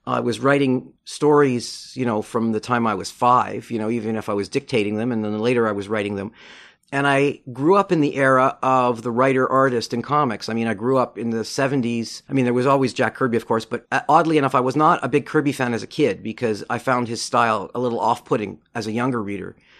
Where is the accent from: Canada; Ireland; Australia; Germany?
Canada; Montreal, Quebec; I grew up in Montreal